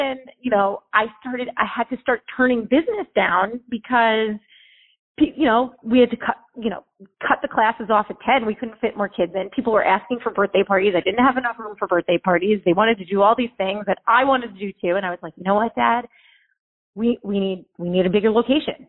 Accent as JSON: {"language": "English", "town": "South Orange", "region": "New Jersey", "country": "United States", "tie": "born or raised there", "also_born_or_lived": "Manhattan, New York / Miami", "moved": "as an adult", "lives_now": "Delray Beach, United States", "said": "I grew up in South Orange"}